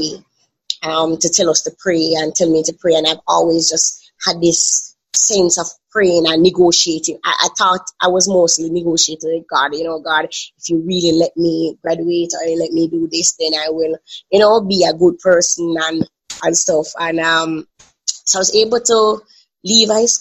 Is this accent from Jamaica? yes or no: yes; Kingston, Jamaica; I am from Kingston, Jamaica.